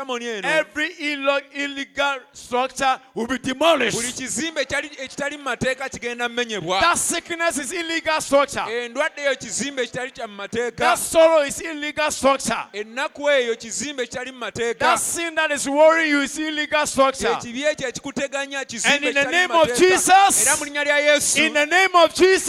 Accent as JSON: {"language": "English", "country": "Ghana", "said": "I came all the way from Ghana"}